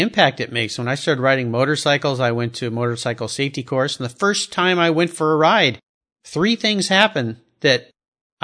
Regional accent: San Diego, California, United States; Yeah, I grew up in Southern California.

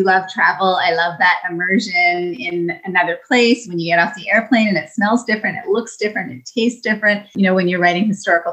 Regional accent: Niagara Falls, Ontario, Canada; I grew up in Niagara Falls, Ontario

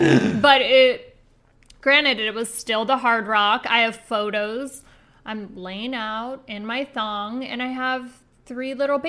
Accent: Las Vegas, Nevada, United States; I started partying when I was 15. I had a fake ID, born and raised in Vegas.

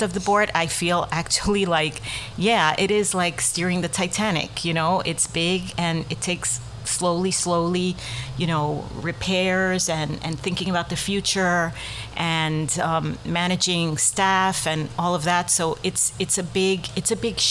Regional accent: New York City, New York, United States; moved away as an adult; also born or lived in Bosnia / Afghanistan / Middle East; So I was born in the Bronx. So I'm a Bronx native.

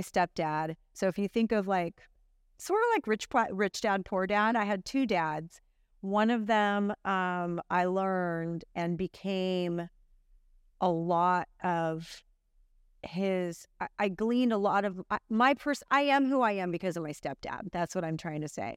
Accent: Santa Cruz, California, United States; born or raised there; also born or lived in Santa Clara County

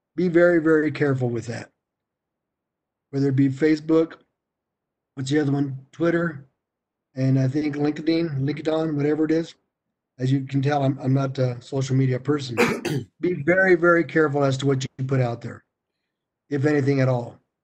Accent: Colorado, United States; I'm from Colorado

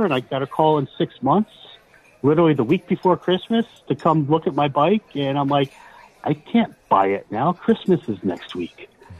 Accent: Willow Grove, Pennsylvania, United States; Willow Grove, Pennsylvania.

